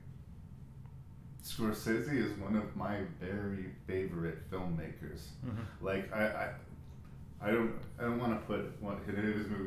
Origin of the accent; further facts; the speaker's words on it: Canada; I am in Canada. I am Canadian